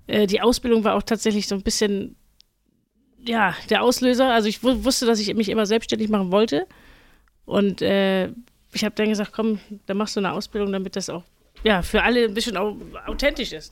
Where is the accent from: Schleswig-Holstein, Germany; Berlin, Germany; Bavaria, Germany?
Schleswig-Holstein, Germany; Fahrdorf; ich komme eigentlich aus Fahrdorf